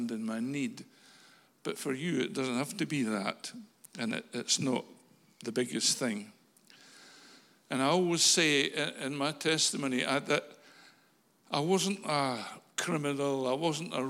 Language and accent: English; Falkirk, Scotland, United Kingdom; moved away as an adult; I'm a Falkirk boy. I was born in Falkirk Royal Infirmary in 1950, the 5th of September. And I lived in Falkirk for the first 25 years of my life